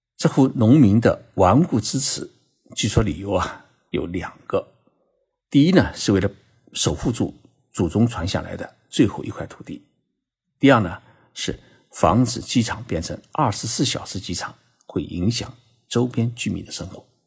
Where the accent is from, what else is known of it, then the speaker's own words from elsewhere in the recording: China; 用我们中国人的眼睛啊，来看日本历史